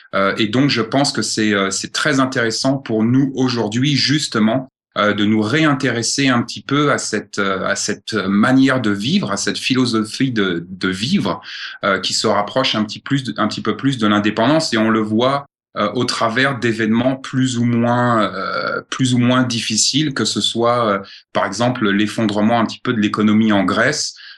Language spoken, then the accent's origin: French; France; moved away as an adult; now in Montana, United States; je suis français, né en France, grandi en France